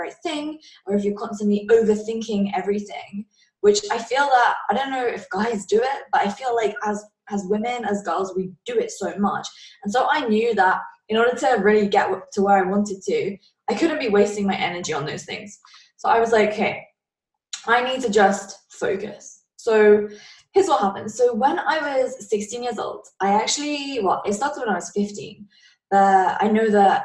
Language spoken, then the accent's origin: English; England, United Kingdom; I'm from England